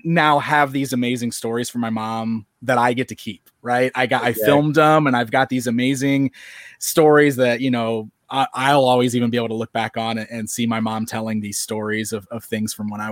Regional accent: Springfield, Illinois, United States; Springfield, Illinois, where I'm still hanging around today

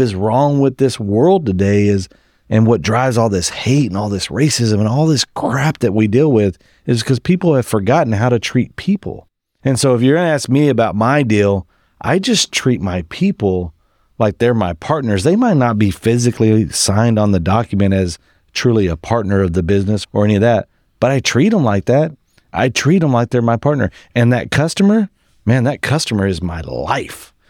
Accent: West Texas, United States; I grew up in West Texas on a cotton farm

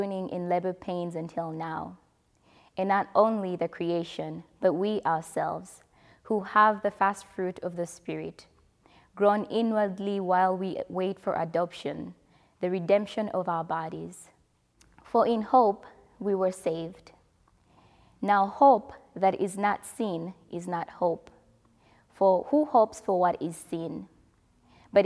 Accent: DR Congo; moved away; back home, I mean my home country, DR Congo

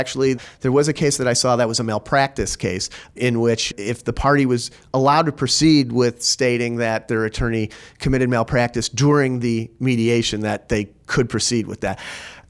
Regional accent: Chicago, Illinois, United States; now in Texas, United States; amazing to me that I actually moved to a jurisdiction that had the potential to be more litigious than where I came from Chicago.

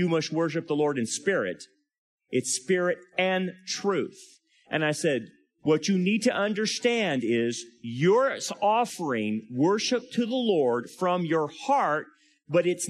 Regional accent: California, United States; I'm from California

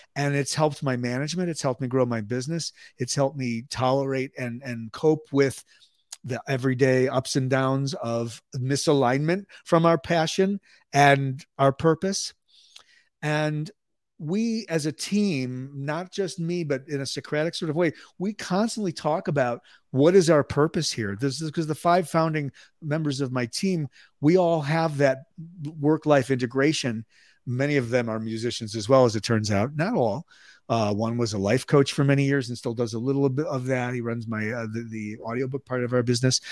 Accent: Skokie, Illinois, United States; moved away as an adult; also born or lived in Chicago, Illinois / Dallas, Texas; now in Albuquerque, United States; Chicago, Illinois, north side. I, uh, grew up in suburban Skokie

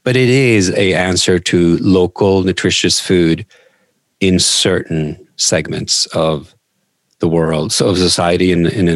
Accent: Norway; now in United States; I grew up in Norway

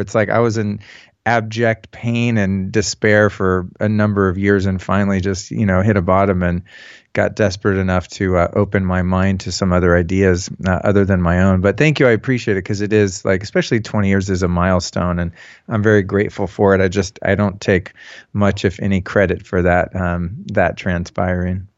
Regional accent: Northern California, United States; also born or lived in Hollywood, California; I'm from Northern California originally. I moved to Hollywood in nineteen eighty-nine

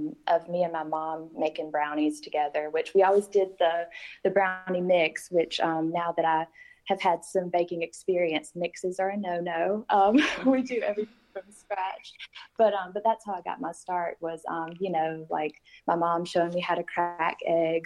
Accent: Sandersville, Georgia, United States; I grew up in Sandersville my whole life

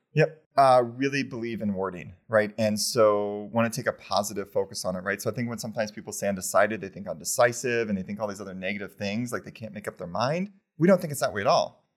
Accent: Champaign, Illinois, United States; moved away as an adult; now in Connecticut, United States; I'm from Champaign, Illinois

